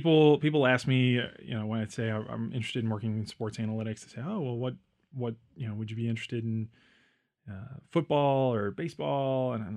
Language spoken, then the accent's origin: English; Memphis, Tennessee, United States; I grew up in Memphis, Tennessee.